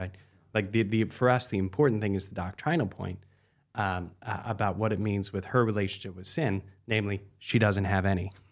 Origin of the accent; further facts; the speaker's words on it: United States; also born or lived in Washington, D.C.; we, as American Catholics